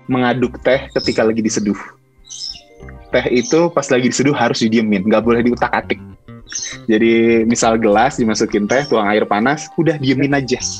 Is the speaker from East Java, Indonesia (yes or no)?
no; Jakarta, Indonesia; now in Bandung, Indonesia; gue kan sebenarnya gue asli Jakarta tapi gue tinggal di Bandung